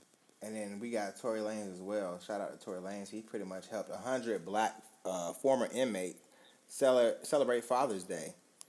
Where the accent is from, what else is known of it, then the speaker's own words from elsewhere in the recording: Canada; I'm a Canadian. I can't vote here